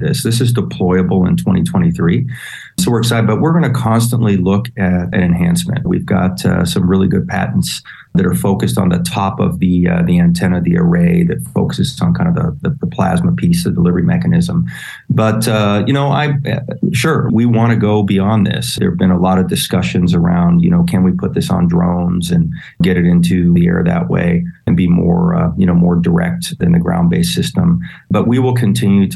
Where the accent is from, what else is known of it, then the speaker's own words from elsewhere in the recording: Texas, United States; And I'm a Texan. I grew up in Texas